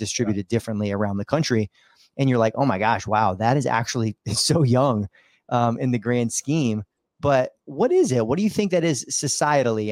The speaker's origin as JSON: {"language": "English", "region": "Midwest", "country": "United States", "tie": "born or raised there", "moved": "yes", "lives_now": "South Florida, United States", "said": "growing up in the Midwest, you know, living on a farm"}